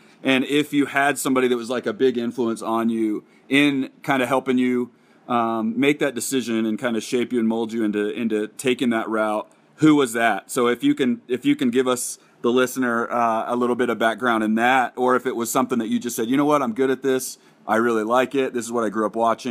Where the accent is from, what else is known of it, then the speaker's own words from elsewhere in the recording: Nashville, Tennessee, United States; moved away; I grew up in Nashville. My family's still all in Nashville. And we had the Nashville Sounds, and we played the Indianapolis, not we. I say we too. I'm from Tennessee.